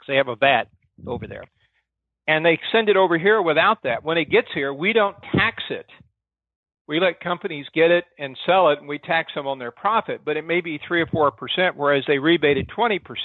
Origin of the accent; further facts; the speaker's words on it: Arkansas, United States; I came from Arkansas. In Arkansas, my dad was a county sheriff